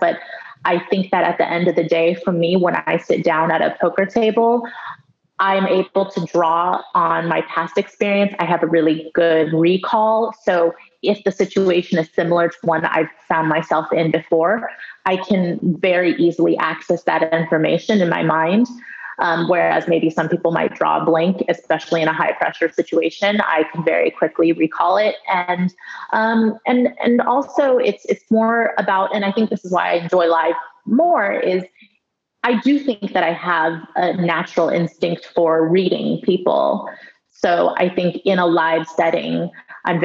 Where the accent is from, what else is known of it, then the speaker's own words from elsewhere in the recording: United States; Yeah, well, I grew up in a very traditional Chinese household. So even though we were growing up in the States, a lot of the culture was, you know, in my day-to-day life.